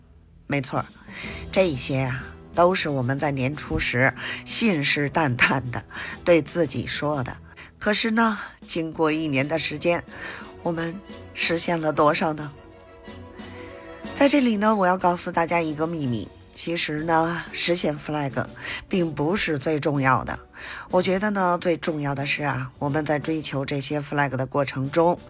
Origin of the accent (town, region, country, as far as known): Beijing, China